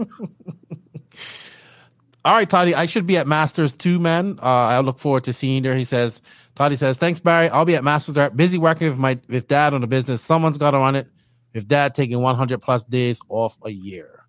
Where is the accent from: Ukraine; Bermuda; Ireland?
Bermuda; I'm actually not from a third world country. I'm from Bermuda